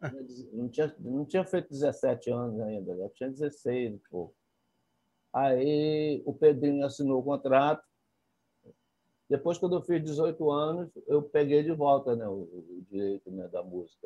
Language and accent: Portuguese; interior of Bahia, Brazil; moved away; eu vim de uma cidade do interior da Bahia